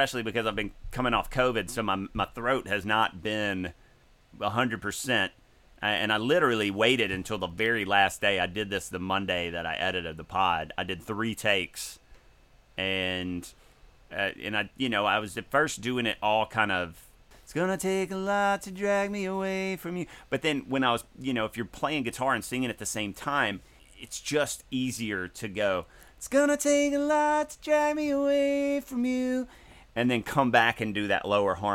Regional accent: the South, United States; in the South, we say gonna instead of going to.

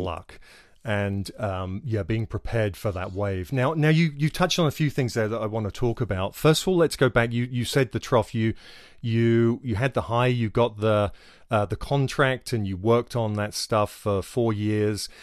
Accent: England, United Kingdom; moved away as an adult; I come from England, where we had free healthcare

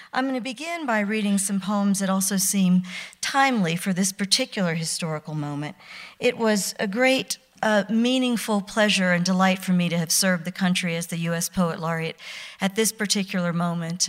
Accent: Mississippi, United States; I was born near Easter, nineteen sixty-six, in Mississippi.

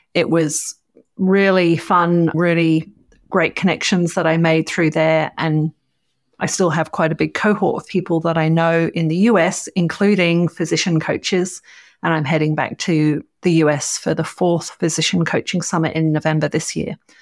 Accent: Cambridge, East of England, United Kingdom; now in Orange, Australia; I grew up in the U K. I grew up in Cambridge

